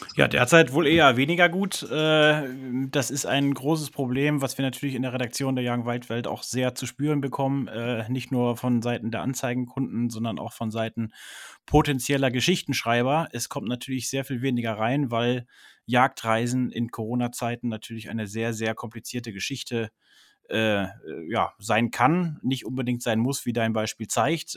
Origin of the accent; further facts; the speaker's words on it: Germany; bei uns in Deutschland